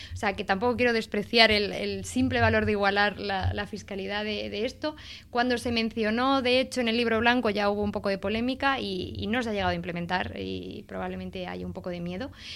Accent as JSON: {"language": "Spanish", "region": "Andalusia", "country": "Spain", "said": "yo soy de Andalucía"}